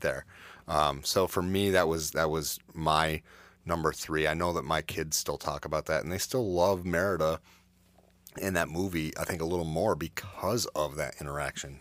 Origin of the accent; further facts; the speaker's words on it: Adirondacks, New York, United States; I grew up in the Adirondacks